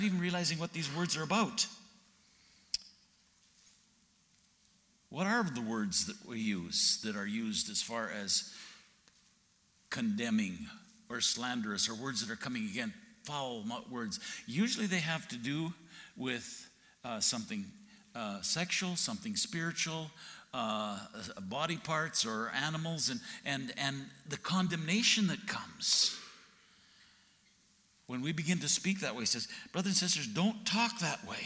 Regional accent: Alberta, Canada; moved away as an adult; also born or lived in Texas; I grew up in Alberta

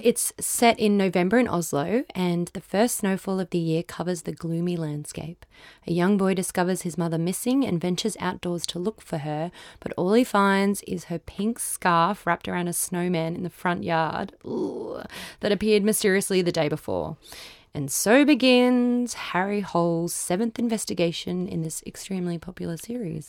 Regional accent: Queensland, Australia; I'm from Queensland

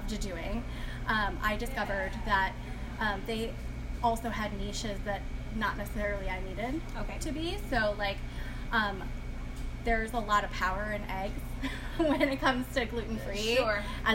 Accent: Midwest, United States; moved away; I grew up in the Midwest

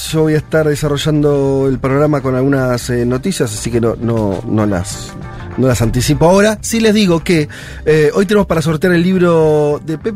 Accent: Argentina; Por, por ahí la Argentina, está bien el más porque somos argentinos ya tenemos varias cosas.

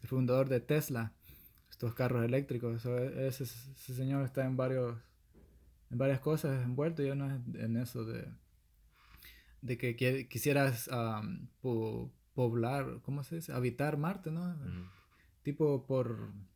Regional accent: El Salvador; soy del Salvador

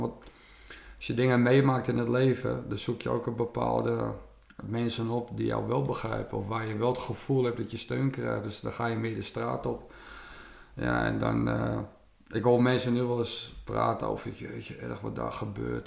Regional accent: West Friesland, North Holland, Netherlands; Ik kom uit Noord-Holland, West-Friesland

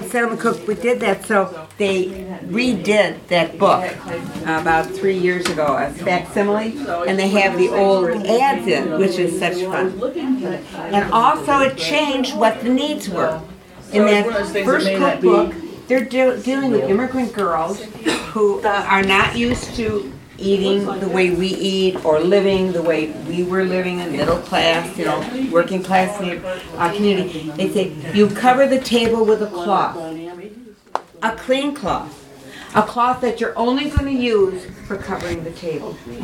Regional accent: Milwaukee, Wisconsin, United States; I'm from Milwaukee

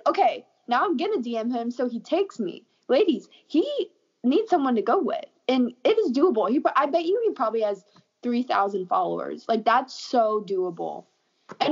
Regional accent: Arkansas, United States; I am from Arkansas

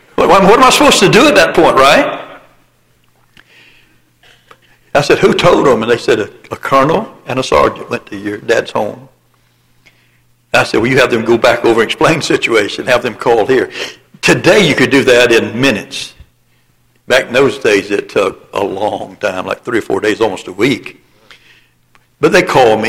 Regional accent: the Bible Belt of the South, United States; born or raised there

